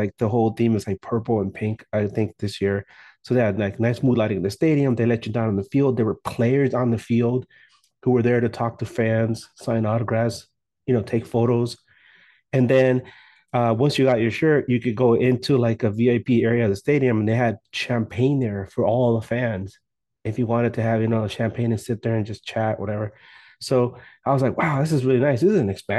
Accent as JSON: {"language": "English", "town": "Los Angeles", "region": "California", "country": "United States", "tie": "born or raised there", "said": "I grew up in South Central"}